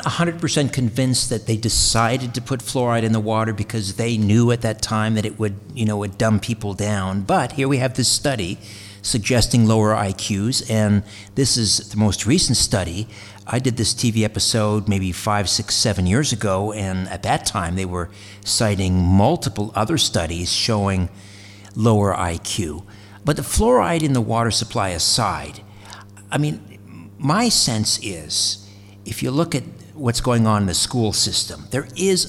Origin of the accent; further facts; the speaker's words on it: Brantford, Ontario, Canada; just west of Brantford, my hometown in Ontario